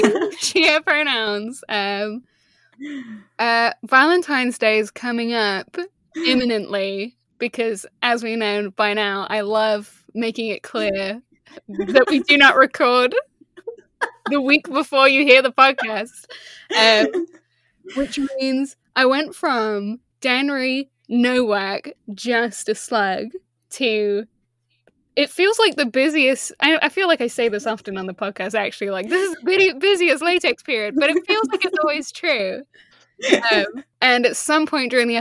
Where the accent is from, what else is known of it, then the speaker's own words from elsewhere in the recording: Leicester, East Midlands, United Kingdom; moved away; also born or lived in Surrey; I grew up in Leicester, is where I'm from originally, Midlands